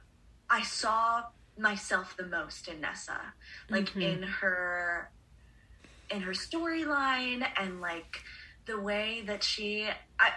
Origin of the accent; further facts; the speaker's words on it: Long Island, New York, United States; I grew up on Long Island